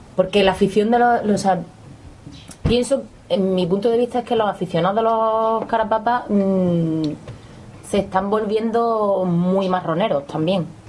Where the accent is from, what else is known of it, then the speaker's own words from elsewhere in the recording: Córdoba, Andalusia, Spain; nosotras que somos de Córdoba